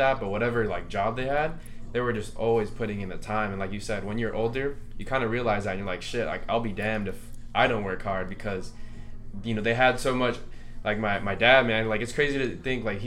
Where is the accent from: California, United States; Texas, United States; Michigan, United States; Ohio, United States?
California, United States; Santa Ana; we grew up in Santa Ana, right? Santa Ana is not the most luxurious place to live